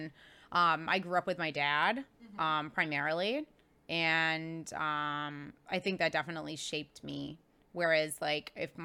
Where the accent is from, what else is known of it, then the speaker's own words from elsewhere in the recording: Cobleskill, New York, United States; moved away as an adult; also born or lived in Florida; now in Boston, United States; I grew up in this little tiny town in upstate New York